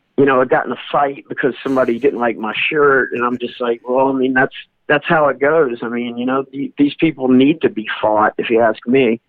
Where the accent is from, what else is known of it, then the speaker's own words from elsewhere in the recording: North Carolina, United States; moved away; also born or lived in New Orleans, Louisiana; I was born in North Carolina, so that's where my dad took us to church at then